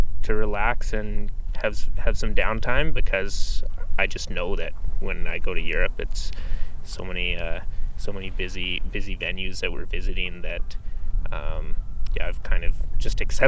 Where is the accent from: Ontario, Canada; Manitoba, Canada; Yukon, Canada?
Yukon, Canada; Mount Lorne; moved away as an adult; now in Canmore, Canada; I grew up in Mount Lorne, outside of Whitehorse.